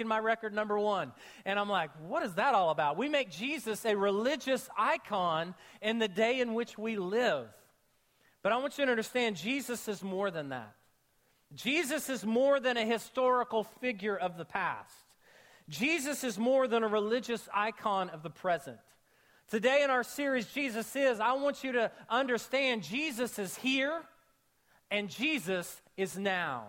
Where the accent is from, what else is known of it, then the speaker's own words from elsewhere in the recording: Oklahoma, United States; I grew up in Oklahoma